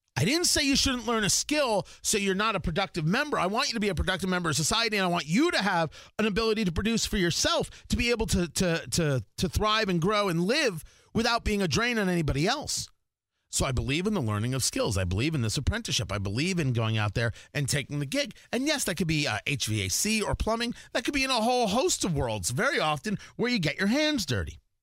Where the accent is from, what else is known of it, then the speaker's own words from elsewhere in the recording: New Jersey, United States; moved away as an adult; also born or lived in Arizona; I grew up in Jersey